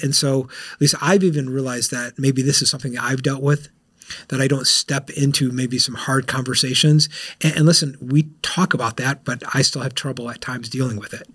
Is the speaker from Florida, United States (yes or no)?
yes; South Florida, United States; I'm from South Florida